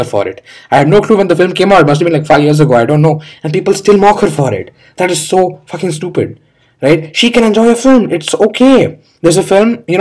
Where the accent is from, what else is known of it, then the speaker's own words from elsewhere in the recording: India; I'm an Indian